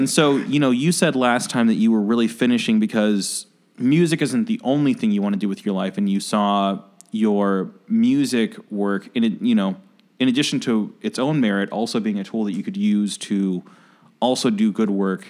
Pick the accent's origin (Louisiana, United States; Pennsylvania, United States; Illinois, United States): Illinois, United States; Oak Park; I grew up in Oak Park